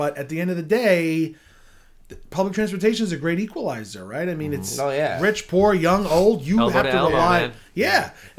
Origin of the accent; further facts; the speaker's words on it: New York City, New York, United States; growing up in Bay Ridge